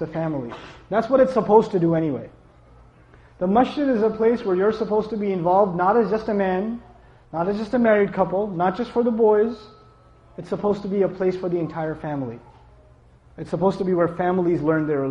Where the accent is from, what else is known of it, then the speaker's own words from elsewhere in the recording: New York, United States; I come from New York